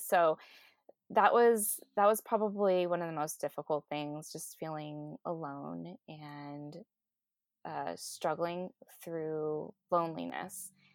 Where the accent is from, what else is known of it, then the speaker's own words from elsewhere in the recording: Southern California, United States; I grew up here in Southern California